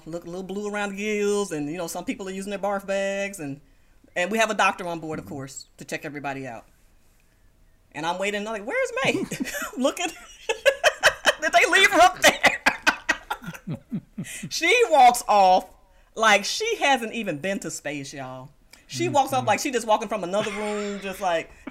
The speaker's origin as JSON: {"language": "English", "town": "Moss Point", "region": "Mississippi", "country": "United States", "tie": "born or raised there", "moved": "yes", "lives_now": "Houston, United States", "said": "my hometown newspaper in Moss Point, Mississippi, which is where I'm from"}